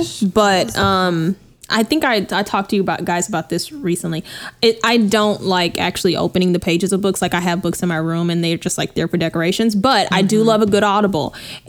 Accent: Texas, United States; moved away as an adult; now in California, United States; I'm from Texas.

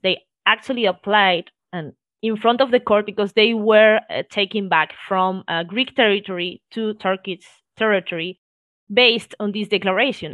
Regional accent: Spain; I was born here in Spain

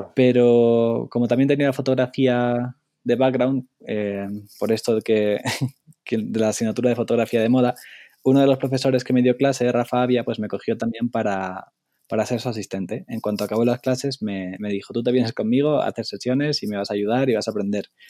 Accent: Spain; moved away as an adult; soy un fotógrafo de España

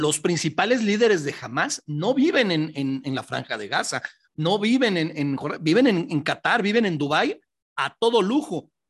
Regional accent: Mexico; como pueblo mexicano

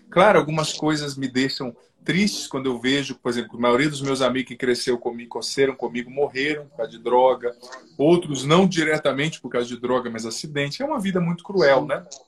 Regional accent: southern Paraná, Brazil; moved away as an adult; Eu sou do sul do Paraná, ali que é divisa com o Paraguai, Bolívia

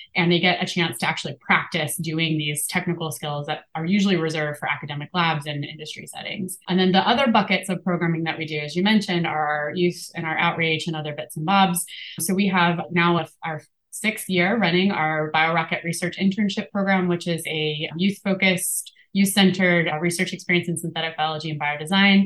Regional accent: Appalachia, United States; moved away; also born or lived in St. Louis; I grew up in Appalachia

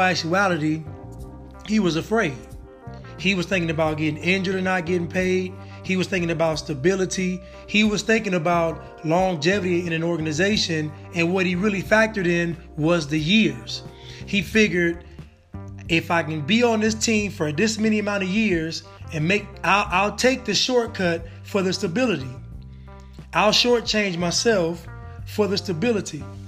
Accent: Northern California, United States; I'm from Northern California

